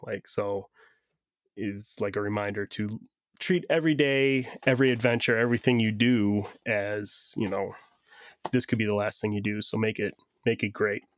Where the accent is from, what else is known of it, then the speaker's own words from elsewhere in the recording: Northeast Ohio, United States; I grew up in Northeast Ohio